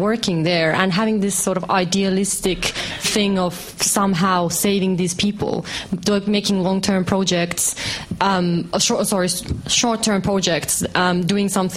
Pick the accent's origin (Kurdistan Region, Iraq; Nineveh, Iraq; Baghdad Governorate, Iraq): Kurdistan Region, Iraq; now in United Kingdom; I'm from the Middle East myself. I'm Kurdish from Iraq.